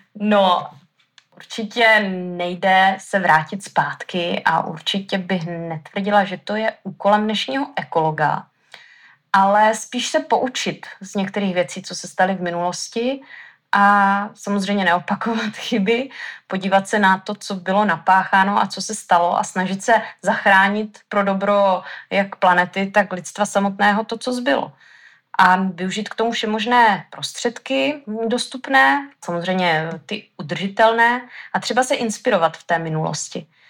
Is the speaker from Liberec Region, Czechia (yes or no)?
no; Haná, Olomouc Region, Czechia; Já jsem tady, eh, z Hané